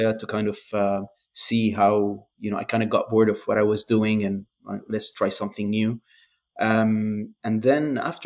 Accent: Jordan; moved away as an adult; also born or lived in Lebanon; I grew up in Jordan

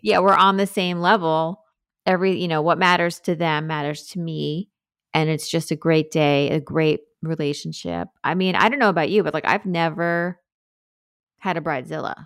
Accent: Sag Harbor, New York, United States; moved away as an adult; now in Brooklyn, United States; I grew up in Sag Harbor

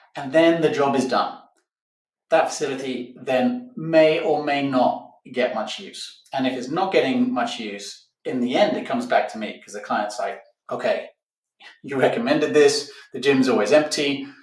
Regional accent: Barcelona, Catalonia, Spain; This week, I'm in my hometown of Barcelona, Spain

